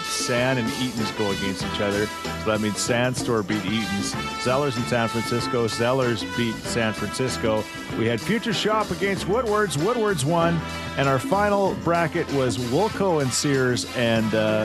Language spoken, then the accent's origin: English; Thorsby, Alberta, Canada; When we were kids growing up in Thorsby, we'd go to Heritage Mall